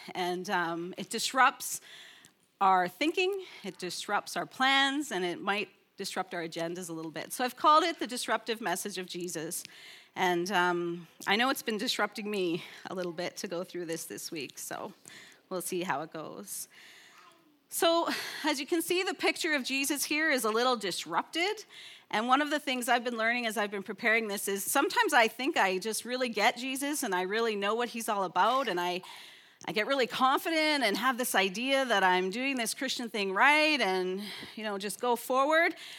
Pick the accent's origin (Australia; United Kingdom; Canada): Canada; I'm from Canada